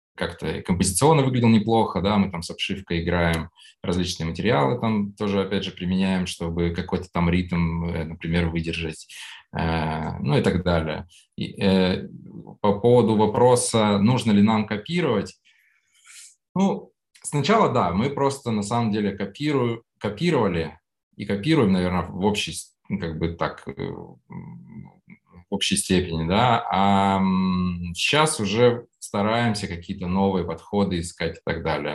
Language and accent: Russian; Urals, Russia; moved away; also born or lived in Saint Petersburg; я еще там с Урала, я там руками постоянно что-то делал, э, жил там за городом с папой